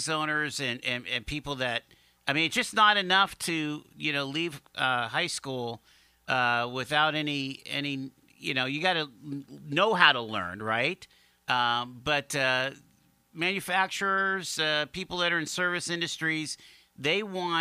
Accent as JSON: {"language": "English", "town": "Erie", "region": "Pennsylvania", "country": "United States", "tie": "born or raised there", "said": "growing up in Erie"}